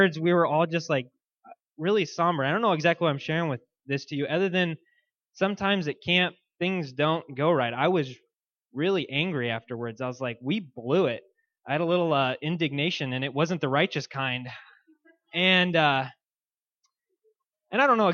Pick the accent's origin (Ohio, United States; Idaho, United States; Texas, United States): Idaho, United States; Boise; moved away; I grew up in Boise, Idaho, and was heavily involved there.